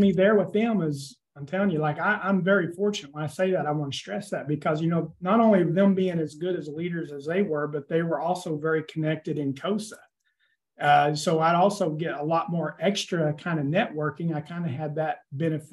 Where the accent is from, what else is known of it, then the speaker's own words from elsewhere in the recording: Jay, Oklahoma, United States; this is my 4th year back here in Jay in my hometown district.